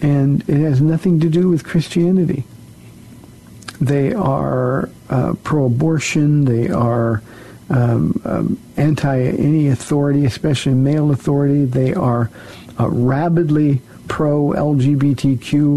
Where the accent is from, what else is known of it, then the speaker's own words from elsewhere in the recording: Iowa, United States; I was born in Iowa.